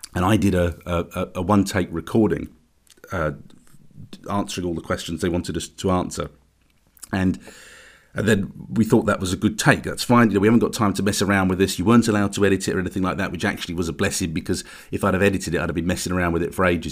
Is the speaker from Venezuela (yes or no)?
no; United Kingdom; as British